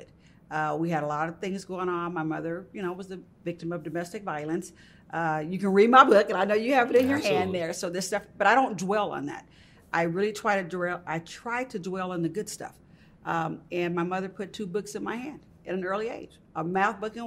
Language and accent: English; Richmond, California, United States; also born or lived in Birmingham, Alabama; I did grow up in California. I'm an East Bay girl. Mm-hmm. I'm a San Francisco Bay Area girl. I'm a Richmond, Berkeley girl